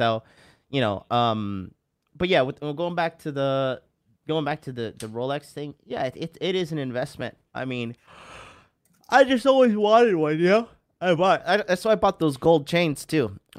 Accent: Florida, United States; I'm new to this whole winter coat thing, because I'm from Florida.

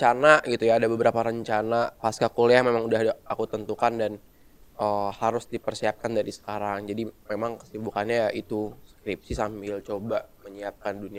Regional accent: Serang, Banten, Indonesia; aku dari Teknik Elektro Angkatan 2019. Asal aku dari Serang, Banten.

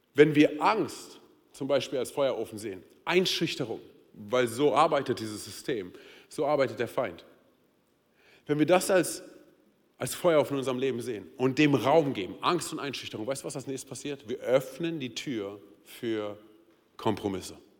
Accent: Berlin, Germany; moved away as an adult; now in Hesse, Germany; meine Frau und ich, wir sind ja Berliner. Und wir sind als Berliner hier nach, hier nach Hessen gekommen.

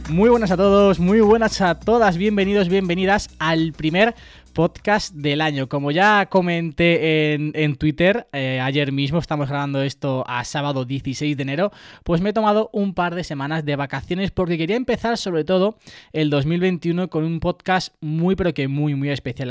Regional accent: Puertollano, Castilla-La Mancha, Spain; yo soy de Puerto Llano, además eh, me siento súper identificado con, mi ciudad, con mi lugar de nacimiento

